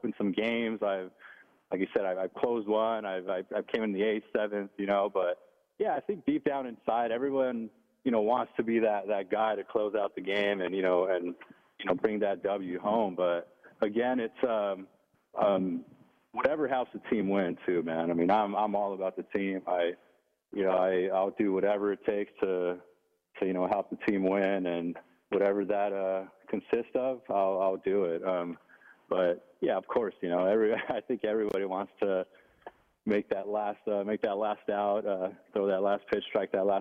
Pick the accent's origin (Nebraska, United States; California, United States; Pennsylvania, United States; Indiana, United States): California, United States; Los Angeles; where I grew up in the Ramona Gardens housing projects in Boa Heights, East L.A.